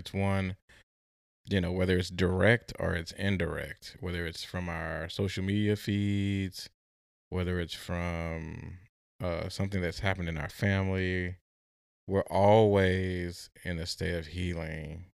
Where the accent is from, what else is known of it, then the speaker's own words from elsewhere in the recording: Midwest, United States; especially growing up in the Midwest, is something I myself had to grapple.